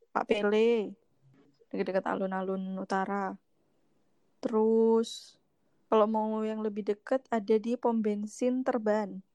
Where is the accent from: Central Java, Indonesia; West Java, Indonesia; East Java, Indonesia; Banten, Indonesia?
East Java, Indonesia; also born or lived in Yogyakarta; now in Jakarta, Indonesia; Sebagai orang Jawa Timur